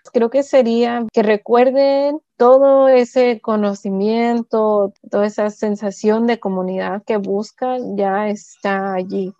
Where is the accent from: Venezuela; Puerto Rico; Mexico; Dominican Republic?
Mexico; Nahuatzen, Michoacán; also born or lived in California, United States; now in Tacoma, United States; yo soy de Nahuatl